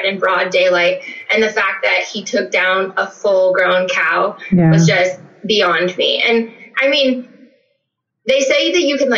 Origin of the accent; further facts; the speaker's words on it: Gaston, Oregon, United States; moved away as an adult; now in Prineville, United States; I am originally from Gaston, Oregon, which is near Forest Grove, Oregon. It's a small town in the valley